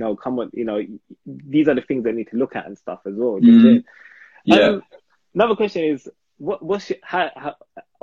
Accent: London, United Kingdom; I'm from Hackney, so it's the most ghetto. You know what I'm saying? So everything that you can relate to, and I'm just like, I don't speak slang no more, but I grew up speaking like

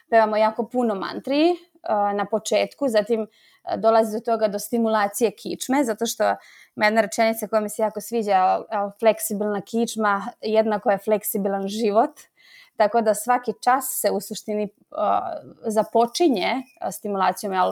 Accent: Slovakia

